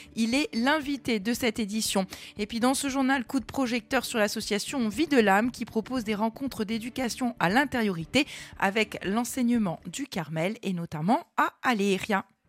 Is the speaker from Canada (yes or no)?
no; Corsica, France; chez nous en Corse